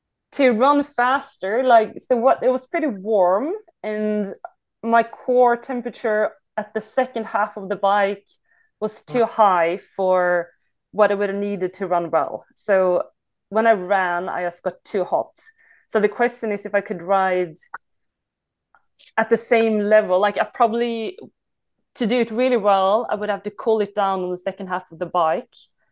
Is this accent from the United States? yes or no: no; Sweden; I came from Sweden.